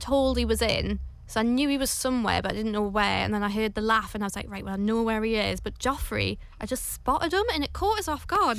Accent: Newcastle upon Tyne, North East England, United Kingdom; now in London, United Kingdom; Well, I'm from Newcastle, which is pretty friendly, but I live in London now

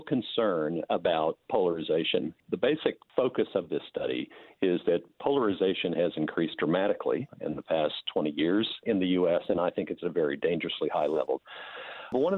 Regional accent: United States; accent: American; now in New Zealand; as you can tell from my accent, as an American.

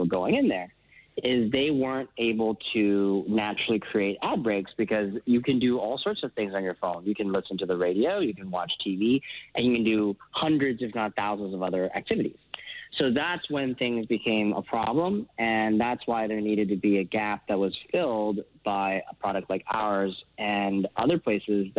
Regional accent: Vancouver, British Columbia, Canada; moved away as an adult; also born or lived in San Francisco; I was born and raised in Vancouver. I'm Canadian.

